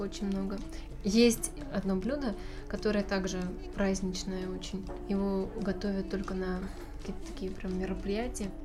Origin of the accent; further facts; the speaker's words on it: Novosibirsk, Novosibirsk Oblast, Russia; Родилась я в Новосибирске